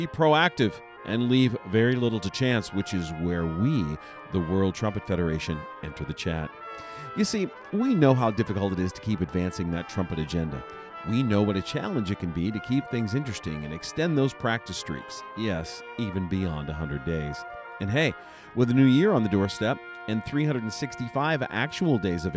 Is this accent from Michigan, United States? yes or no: no; Brockway, Pennsylvania, United States; moved away; my hometown does this amazing 4th of July celebration.